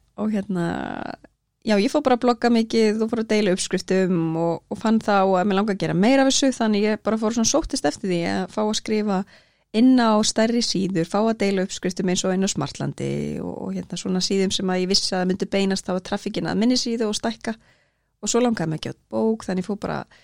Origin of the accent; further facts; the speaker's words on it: Akranes, Western Region, Iceland; also born or lived in Norway / Reyðarfjörður; ég er alveg upp á Akranesi og bjó líka í Noregi og svo á Reyðafyrði